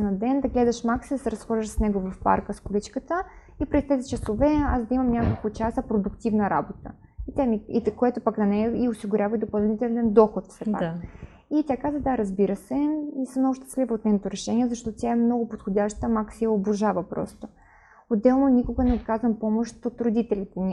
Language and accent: Bulgarian; Kyiv, Ukraine; Bulgarian is a second language; now in Sofia, Bulgaria; от Украина съм, от Киев